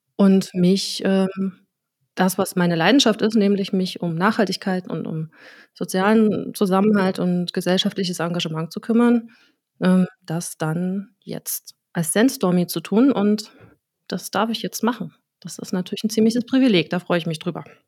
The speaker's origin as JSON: {"language": "German", "town": "Dresden", "region": "Saxony", "country": "Germany", "tie": "born or raised there", "said": "ich bin Dresdner Pflanze, also einfach Dresdnerin. Ich habe in Dresden TU, an der TU Dresden Soziologie studiert, bin hier auch vorher geboren"}